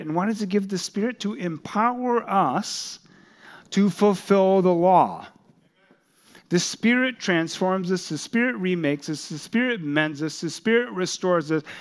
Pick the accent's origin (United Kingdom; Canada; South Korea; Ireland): South Korea; that country, my home country